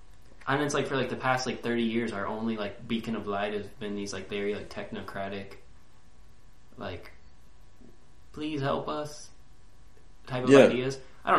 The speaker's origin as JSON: {"language": "English", "country": "United States", "said": "But that's just because I'm, like, I'm very American, dude."}